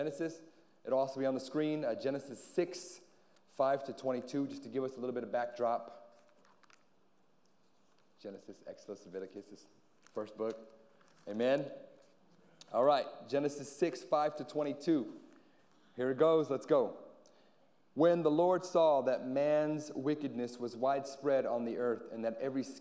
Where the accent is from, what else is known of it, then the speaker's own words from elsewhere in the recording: Anchorage, Alaska, United States; also born or lived in San Antonio; now in Guam; I hail from Anchorage, Alaska